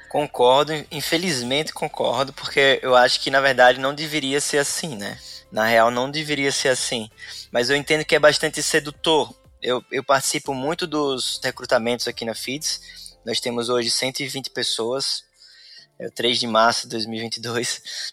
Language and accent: Portuguese; Sergipe, Brazil; moved away as an adult; now in Florianópolis, Brazil; Eu sou sergipano, moro aqui em Florianópolis há seis anos.